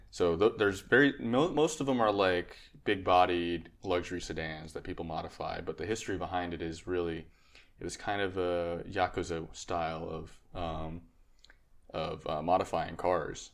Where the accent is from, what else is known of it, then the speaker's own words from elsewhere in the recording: Connecticut, United States; moved away as an adult; also born or lived in Texas; I was originally from Connecticut, so I moved the car down to Texas